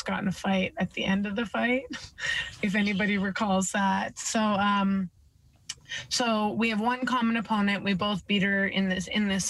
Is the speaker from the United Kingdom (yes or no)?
no; Edmonton, Alberta, Canada; I'm from the west side of the country, you know, Alberta, Edmonton, Alberta, hometown